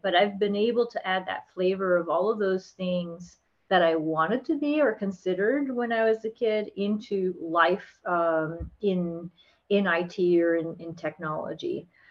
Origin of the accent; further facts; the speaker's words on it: South Florida, United States; also born or lived in Texas; now in Orlando, United States; I grew up in South Florida.